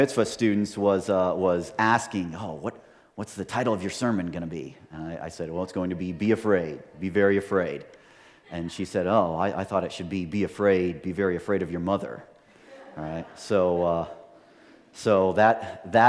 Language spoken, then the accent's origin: English; Montana, United States; I'm from Montana